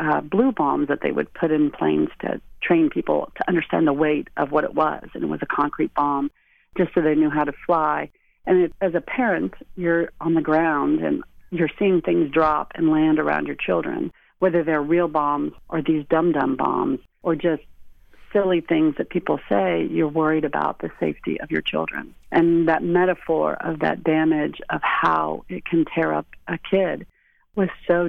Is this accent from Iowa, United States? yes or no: no; Lawton, Oklahoma, United States; moved away as an adult; also born or lived in Chicago; when I grew up in Oklahoma, I lived in Lawton, which is right by Fort Sill